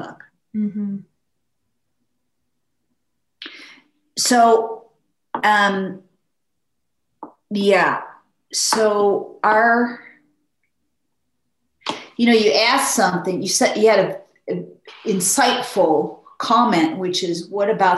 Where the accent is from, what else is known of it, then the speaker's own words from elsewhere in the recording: Midwest, United States; I'm from the Midwest.